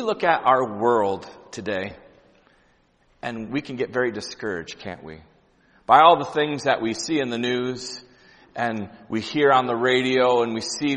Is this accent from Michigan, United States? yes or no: yes; Grand Rapids, Michigan, United States; I'm from Grand Rapids, Michigan